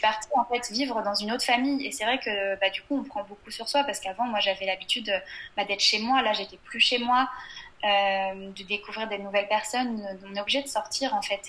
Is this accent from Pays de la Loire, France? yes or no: yes; Angers, Pays de la Loire, France; moved away as an adult; also born or lived in Le Mans / Tours / England; now in Lyon, France; je suis née et j'ai grandi sur Angers